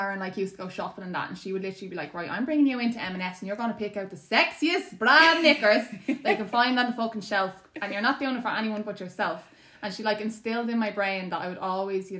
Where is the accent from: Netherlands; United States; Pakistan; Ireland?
Ireland; growing up in Ireland